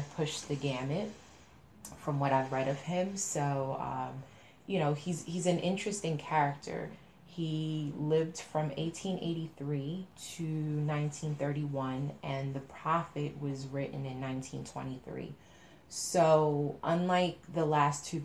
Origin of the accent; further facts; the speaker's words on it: New York, United States; I'm from New York